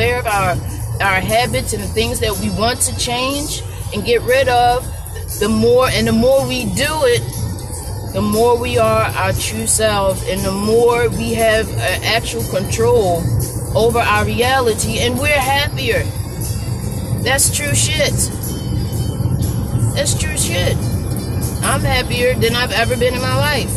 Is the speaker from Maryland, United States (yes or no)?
yes; Baltimore, Maryland, United States; born or raised there